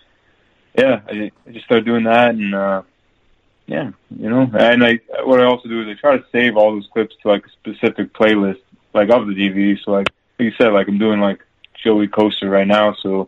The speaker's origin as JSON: {"language": "English", "country": "Canada", "tie": "born or raised there", "said": "And obviously growing up in Canada, I'm a hockey fan."}